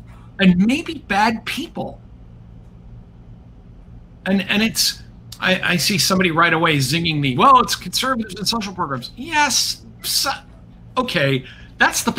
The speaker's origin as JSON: {"language": "English", "country": "United States", "said": "as an American"}